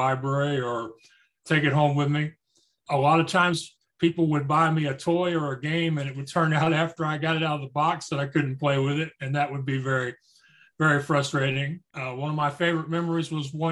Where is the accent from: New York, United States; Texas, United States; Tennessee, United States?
Texas, United States; Spring; I was born and raised in Spring, Texas, which is a suburb of Houston